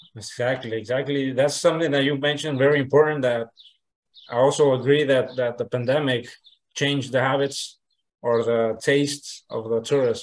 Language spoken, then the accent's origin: English; Nayarit, Mexico; I'm from originally from Nayarit, Nayarit, Mexico